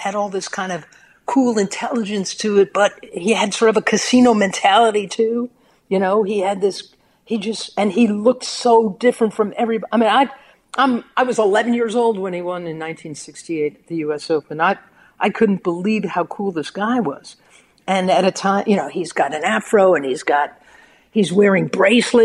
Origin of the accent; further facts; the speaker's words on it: New York, United States; I'm a New Yorker